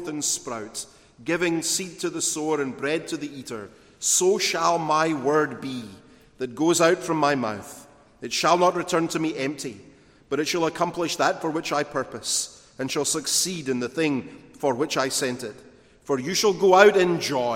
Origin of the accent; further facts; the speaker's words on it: Glasgow, Scotland, United Kingdom; In my hometown in Glasgow, there was a notorious street market called the Barras